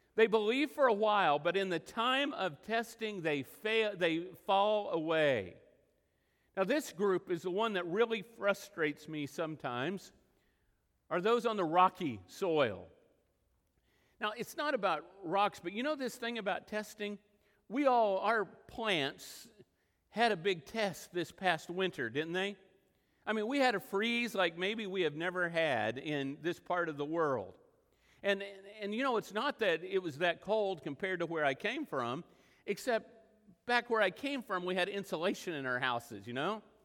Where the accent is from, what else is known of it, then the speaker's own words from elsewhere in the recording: Texas Panhandle and western Oklahoma, United States; moved away; I grew up in the Texas panhandle and in western Oklahoma